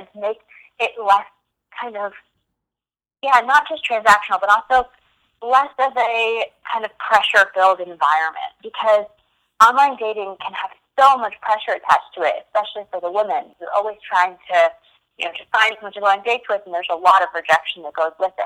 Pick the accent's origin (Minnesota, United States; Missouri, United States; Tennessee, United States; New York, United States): New York, United States; moved away as an adult; also born or lived in London; I'm originally from New York. Born and raised